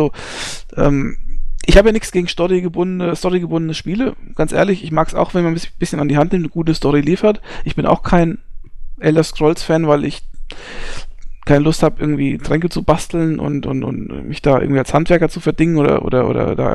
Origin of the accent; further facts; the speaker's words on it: Hesse, Germany; ich bin Hesse. Ja, ähm, das muss man an der Stelle einfach mal ganz klar sagen. Ich bin nur hier in Bayern werde ich als äh, zugezogener äh, Saupreuß bezeichnet, ja.